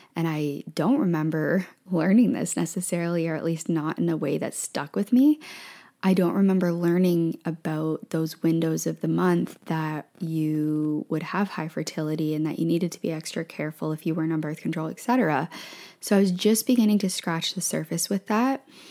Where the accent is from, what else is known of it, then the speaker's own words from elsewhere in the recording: Ontario, Canada; moved away as an adult; also born or lived in Ottawa / Thailand / Vancouver; We moved from Vancouver to Ontario. My family is in Ontario, and we moved back to where my family is.